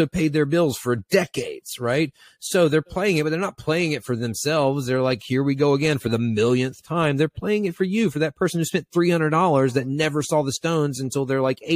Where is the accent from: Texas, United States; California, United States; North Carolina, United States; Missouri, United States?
North Carolina, United States; Eastern; I grew up in Eastern North Carolina on the water